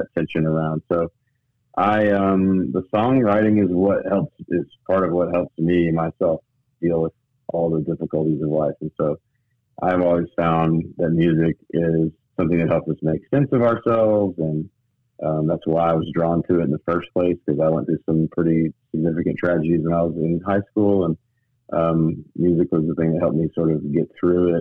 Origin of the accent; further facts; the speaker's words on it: Memphis, Tennessee, United States; also born or lived in Knoxville, Tennessee / Nashville, Tennessee; I moved back home to Memphis, my hometown.